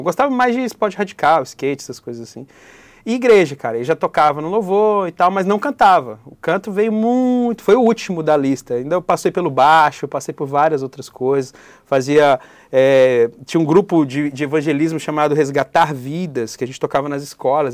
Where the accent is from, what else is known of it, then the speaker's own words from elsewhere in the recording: Brasília, Federal District, Brazil; also born or lived in São Paulo; now in Florianópolis, Brazil; Sou da Ceilândia